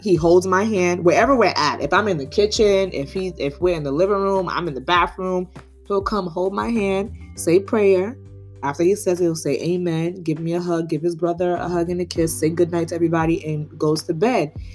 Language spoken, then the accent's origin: English; New York City, New York, United States; born and raised in Brooklyn